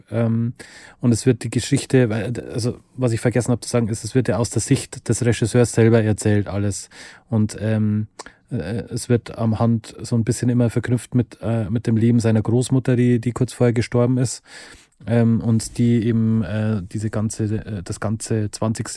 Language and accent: German; Lower Bavaria, Germany; wir kommen beide aus Niederbayern, also Konstantin und ich